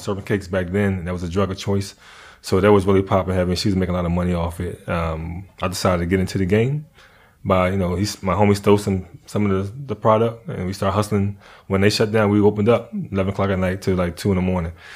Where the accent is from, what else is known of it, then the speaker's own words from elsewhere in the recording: Philadelphia, Pennsylvania, United States; also born or lived in North Carolina; I grew up in Philly, but I was born in North Carolina.